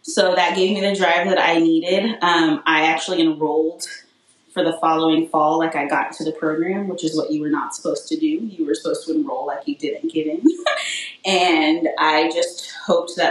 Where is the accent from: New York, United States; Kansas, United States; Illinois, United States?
Kansas, United States; Wichita; now in Florissant, United States; I grew up in Wichita, Kansas